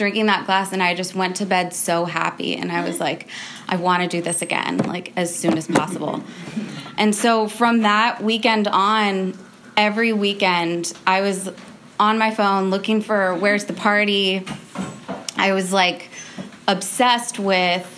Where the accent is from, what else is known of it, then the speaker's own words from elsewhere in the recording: California, United States; I grew up in California